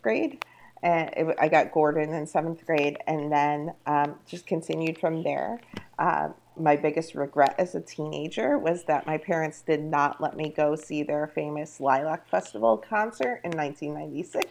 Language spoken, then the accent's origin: English; Rochester, New York, United States; I grew up in Rochester, New York